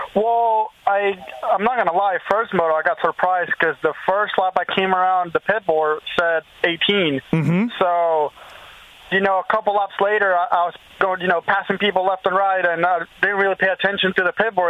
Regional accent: Venezuela; moved away as an adult; also born or lived in Florida; now in United States; I'm Venezuelan too

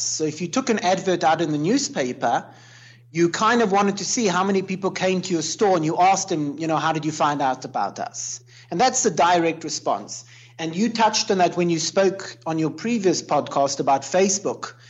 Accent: Cape Town, Western Cape, South Africa; now in Jerusalem; I grew up in South Africa, so it was very colonial in Cape Town.

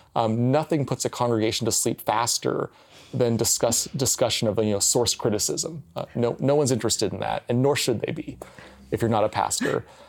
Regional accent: United States; as an American Christian, even trained in seminary

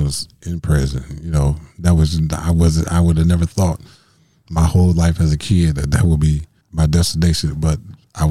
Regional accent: Milwaukee, Wisconsin, United States; born or raised there

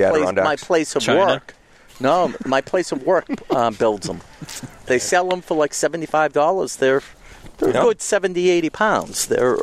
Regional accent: Swampscott, Massachusetts, United States; I grew up in Swampscott across the street from the train tracks.

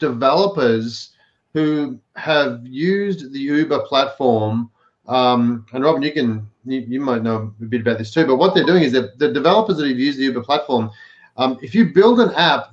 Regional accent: Victoria, Australia; in my hometown, in my home state in Australia, Victoria

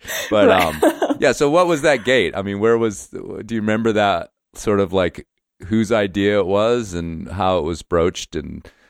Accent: New Jersey, United States; It was like I grew up in New Jersey and I had to get the fuck out.

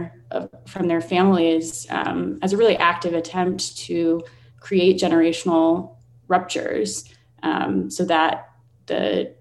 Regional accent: Vermont, United States; moved away as an adult; I grew up in Vermont, away from my Indigenous community, which is the Red Cliff Band of Lake Superior Chippewa in Wisconsin.

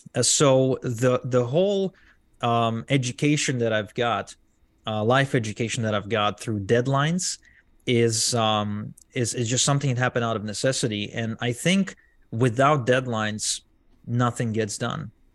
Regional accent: Arad, Southern District, Israel; English is a second language; I grew up in a small town in Israel where most people didn't even speak English

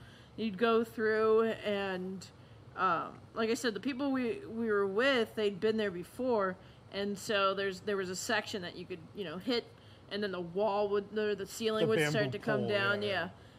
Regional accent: West Coast, United States; also born or lived in Florida; I'm originally from the West Coast, but... My family moved around a lot, and so we actually spent time, like, 4 years worth down in Florida.

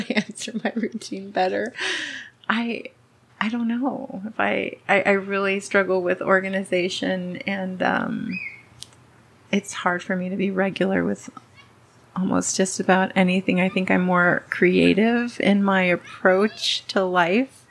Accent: Los Angeles, California, United States; first language Spanish; English is a second language; I grew up in Southern California. I was born in LA.

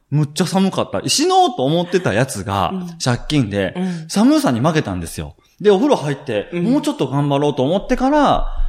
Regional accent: Shiga, Japan; 関西出身で滋賀県出身なんですけれども

